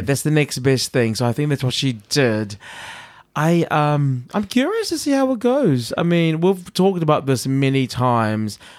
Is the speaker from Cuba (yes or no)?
no; New Zealand; moved away; I'm from New Zealand